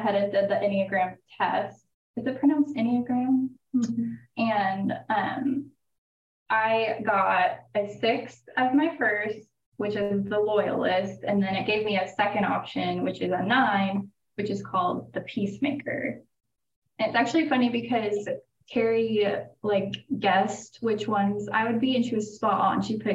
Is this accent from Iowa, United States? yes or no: no; Joplin, Missouri, United States; I am from Joplin. I live in Joplin currently.